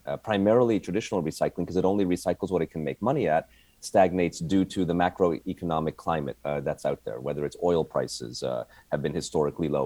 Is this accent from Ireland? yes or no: no; Canada; moved away as an adult; also born or lived in Montreal; now in United States; I came from Canada